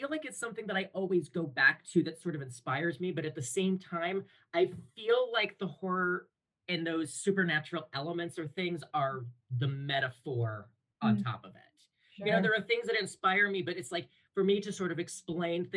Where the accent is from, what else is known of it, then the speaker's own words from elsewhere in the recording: Toledo, Ohio, United States; I grew up in Toledo, Ohio. So basically right on Lake Erie.